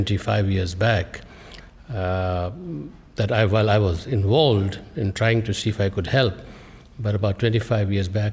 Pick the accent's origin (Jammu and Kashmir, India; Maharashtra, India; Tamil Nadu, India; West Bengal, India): Jammu and Kashmir, India; moved away as an adult; now in United States; Well, I was born in Kashmir. It's a region of conflict. And our families were deeply impacted, separated, and as many, many other families were. So in fact, I came here at the age of 20 from these beautiful mountains of Kashmir to beautiful Brooklyn